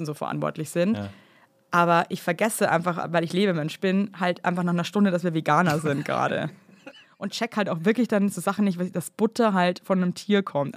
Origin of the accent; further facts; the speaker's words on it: Bavaria, Germany; als Bayer